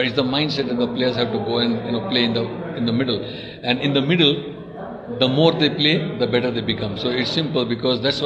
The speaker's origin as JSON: {"language": "English", "country": "India", "said": "I come from India"}